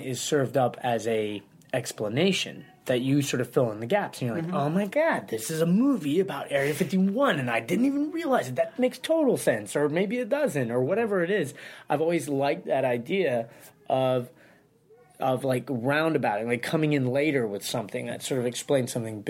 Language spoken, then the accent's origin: English; Santa Ynez, California, United States; also born or lived in Massachusetts / Los Angeles; I grew up in Santa Ynez, just north of Santa Barbara.